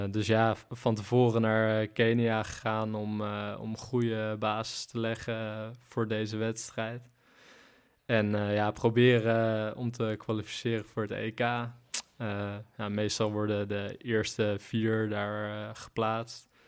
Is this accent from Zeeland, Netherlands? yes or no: yes; Zeeland, Netherlands; Nou ja, eigenlijk oorspronkelijk dus in Zeeland zat ik bij een sprintcoach.